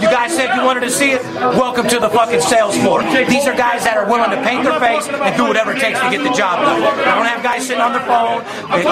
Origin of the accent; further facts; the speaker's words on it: Las Vegas, Nevada, United States; third generation born and raised in Las Vegas